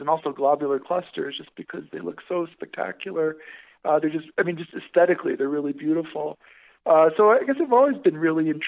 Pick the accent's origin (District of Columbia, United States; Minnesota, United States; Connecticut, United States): Connecticut, United States; moved away as an adult; also born or lived in Canada / Netherlands / Chile / Hawaii; I grew up in Connecticut